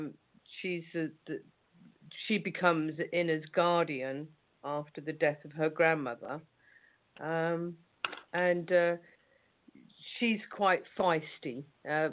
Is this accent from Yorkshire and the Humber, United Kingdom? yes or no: no; Suffolk, East Anglia, East of England, United Kingdom; moved away as an adult; I was raised here in East Anglia, in Suffolk